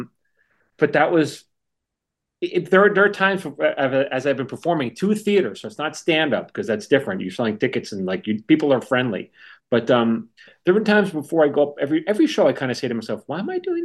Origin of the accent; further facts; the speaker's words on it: New York, United States; I was from New York